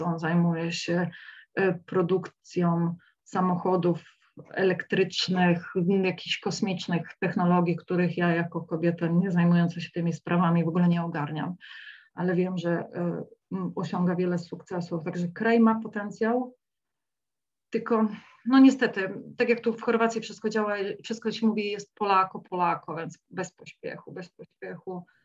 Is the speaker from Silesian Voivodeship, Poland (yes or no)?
yes; Silesian Voivodeship, Poland; now in Zagreb, Croatia; ja też pochodzę ze Śląska